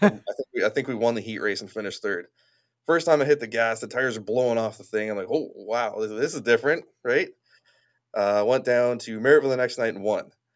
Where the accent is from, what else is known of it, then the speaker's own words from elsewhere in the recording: Niagara Falls, Ontario, Canada; I grew up in Niagara Falls